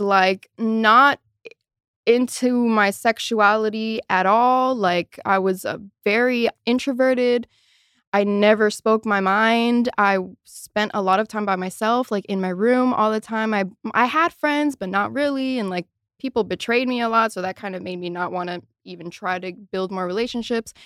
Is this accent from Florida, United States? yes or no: yes; Miami, Florida, United States; moved away as an adult; now in Los Angeles, United States; I am very much from Miami